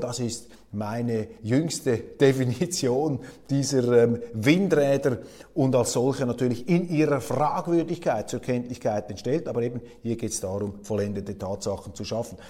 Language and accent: German; Switzerland; als Schweizer